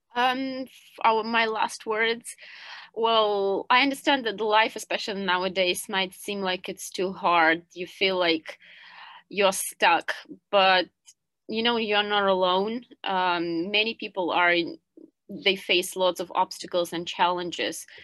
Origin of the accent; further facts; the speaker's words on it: Kyiv, Ukraine; moved away as an adult; now in Hong Kong; I'm originally from Kiev